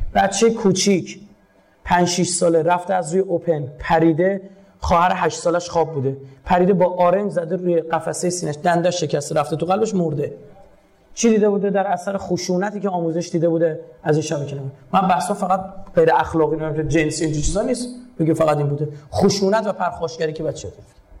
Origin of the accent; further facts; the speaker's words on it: Iran; به عنوان یک ایرانی به عنوان یک مسلمان